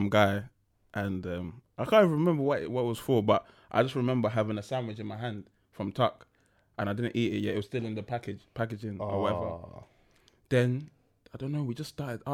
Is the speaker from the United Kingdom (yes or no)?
yes; London, United Kingdom; also born or lived in Peckham; I was from New Cross